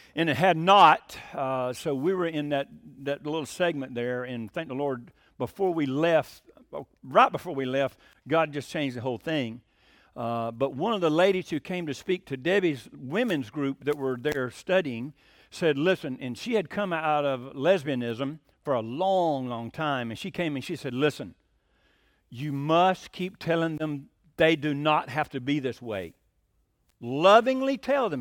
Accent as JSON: {"language": "English", "town": "Hiram", "region": "Georgia", "country": "United States", "said": "I'm from Hiram, Georgia"}